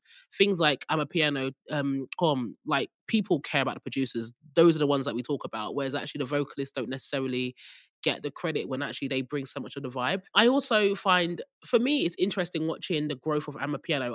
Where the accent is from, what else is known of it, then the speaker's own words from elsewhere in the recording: Nigeria; moved away; I'm Nigerian